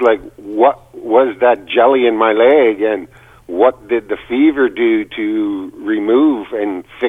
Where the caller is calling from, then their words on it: British Columbia, Canada; I'm calling from British Columbia.